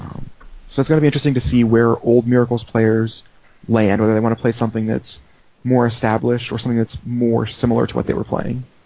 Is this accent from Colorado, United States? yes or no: yes; Colorado, United States; also born or lived in Denver, Colorado; now in Northern Virginia, United States; from Colorado for 17 years, but now I'm in Northern Virginia, D.C. area.